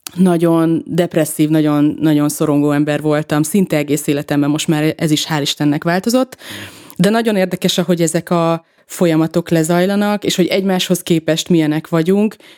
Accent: Veszprém, Veszprém County, Hungary; moved away; Mi ugye együtt nőttünk fel egy házban, Veszprémben, az ő házukban

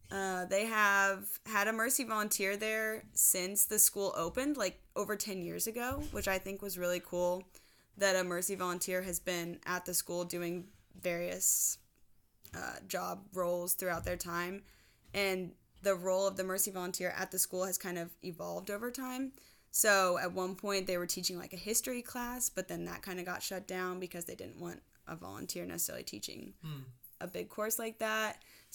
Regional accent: Midwest, United States; Even though I'm from the Midwest, I should be used to it by now, but I am not.

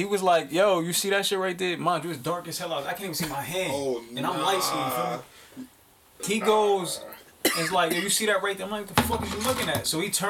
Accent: Newark, New Jersey, United States; also born or lived in Kentucky; growing up in Newark just turned me into a monster.

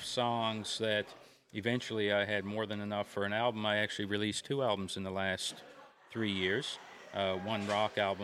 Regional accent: Gander, Newfoundland and Labrador, Canada; I'm from Gander

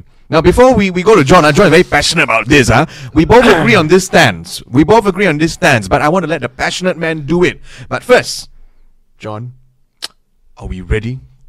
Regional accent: Singapore; I am Singaporean represent.

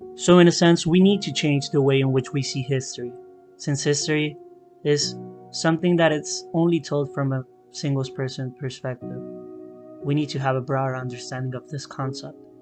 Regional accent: Mexico; I am from Mexico

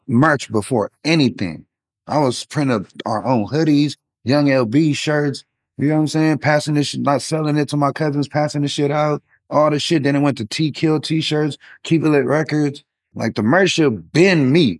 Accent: Long Beach, California, United States; moved away; also born or lived in San Francisco Bay Area; And I'm originally from Long Beach, California

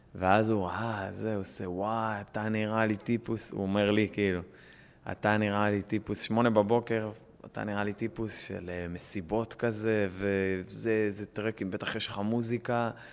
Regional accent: Israel; אני ישראלי

